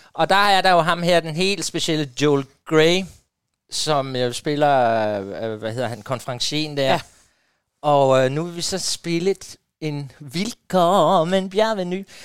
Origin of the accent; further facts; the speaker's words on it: Jordløse, Southern Denmark, Denmark; moved away; da jeg boede, øh, hjemme i Jordløs på Fyn